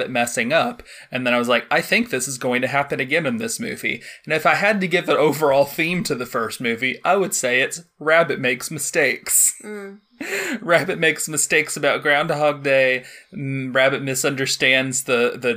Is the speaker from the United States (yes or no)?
yes; United States; I'm an American